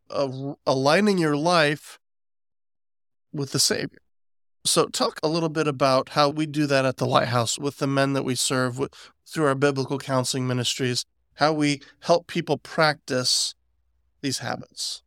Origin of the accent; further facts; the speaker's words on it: West Virginia, United States; I'm from West Virginia